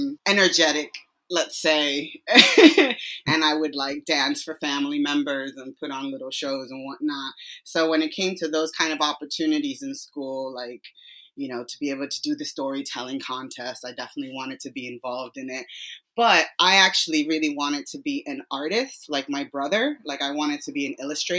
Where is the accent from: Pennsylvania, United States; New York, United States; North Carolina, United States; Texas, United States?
New York, United States; New York City; moved away as an adult; also born or lived in Dominican Republic; now in United Kingdom; So I'm from New York City originally. I'm from Brooklyn, New York. Grew up there most of my life